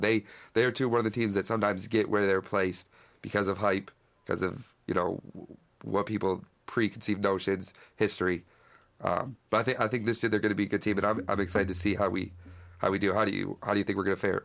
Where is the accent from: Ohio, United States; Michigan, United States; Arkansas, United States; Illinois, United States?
Michigan, United States; Battle Creek; I'm from Battle Creek, which is West Michigan.